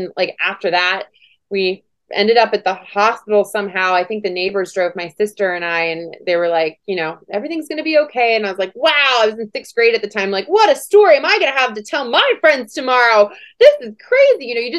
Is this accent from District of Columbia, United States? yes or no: yes; Washington, D.C., District of Columbia, United States; also born or lived in Germany / California; I was born in Germany. We lived in California and ended up moving to Washington, D.C. for at the Pentagon for my dad's job, of course. And had a really beautiful childhood.